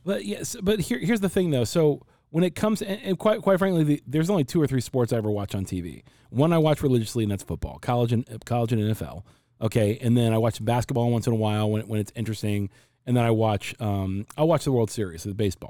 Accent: Cincinnati, Ohio, United States; now in Arizona, United States; I'm from Cincinnati and I live in Arizona

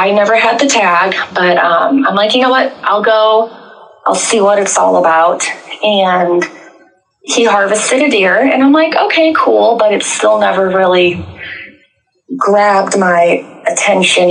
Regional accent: Southern Illinois, United States; moved away as an adult; now in Tioga, United States; I've lived in North Dakota almost 6 years, but I grew up in Southern Illinois

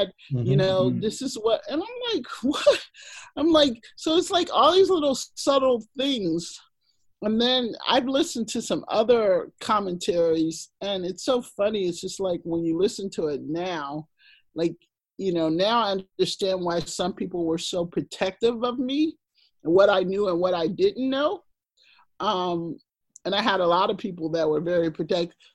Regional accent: the South, Texas, United States; I grew up in the South.

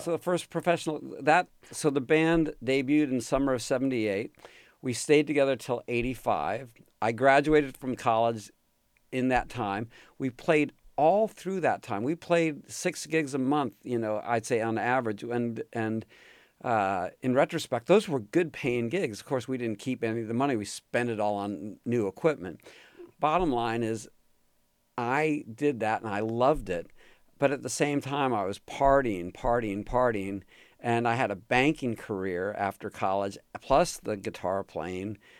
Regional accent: outside New York City, United States; moved away as an adult; also born or lived in California; I grew up just outside of New York City and, you know, hour or less, hour and change outside of New York City in a suburb

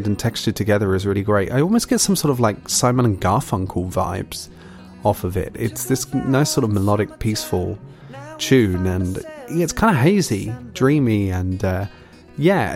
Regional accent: United Kingdom; I am British.

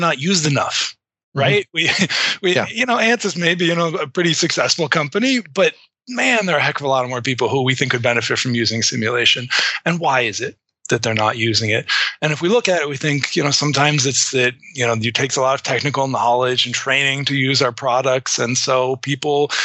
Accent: Massachusetts, United States; I grew up, you know, in a more rural suburb of Massachusetts. So I'm calling in from Wayland, Massachusetts.

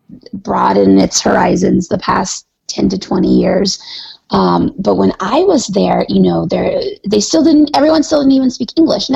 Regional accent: Arizona, United States; born there; I was born in Arizona. I had never seen snow before.

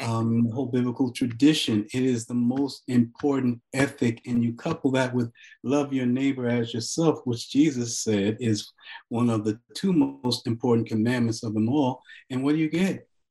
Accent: Newark, New Jersey, United States; also born or lived in Farmville, Virginia / East Orange, New Jersey; I was born in Farmville, Virginia, where uh, in Prince Edward County, where they close the schools rather than desegregate them. So in a way, you can say I was born in struggle. And uh, family moved north to Newark, um, and then later to East Orange

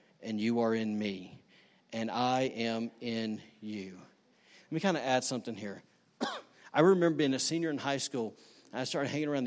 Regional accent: Alabama, United States; now in Rockport, United States; I'm from Alabama.

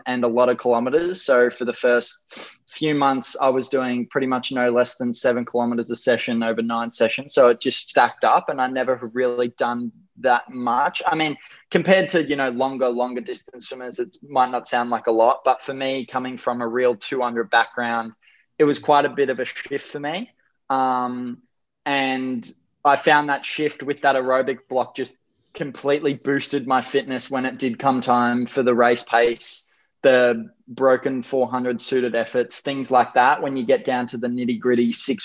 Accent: Gold Coast, Queensland, Australia; I was born and bred on the Gold Coast for just over 20 years.

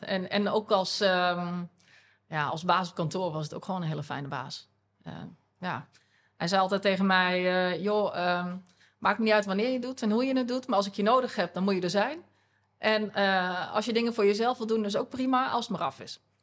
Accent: Groenlo, Gelderland, Netherlands; ik ben eh, geboren en opgegroeid in eh, Groenlo. Dat is een dorpje in de Achterhoek.

